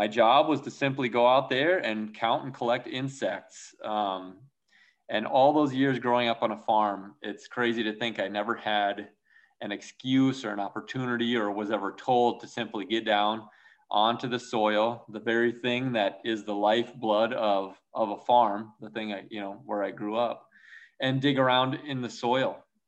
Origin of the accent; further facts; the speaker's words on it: Minnesota, United States; moved away as an adult; also born or lived in South Dakota; I grew up in Minnesota, and of course, Minnesota nice is the real deal